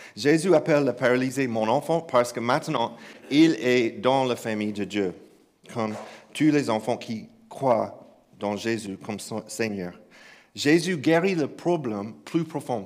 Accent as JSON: {"language": "French", "region": "Kentucky", "country": "United States", "tie": "born or raised there", "second_language": "French", "moved": "yes", "said": "j'ai grandi dans une église euh, au Kentucky. oui, je sais que cet accent ne vient pas de croix russe. Donc, j'ai grandi à, grandi à Kentucky, dans un village"}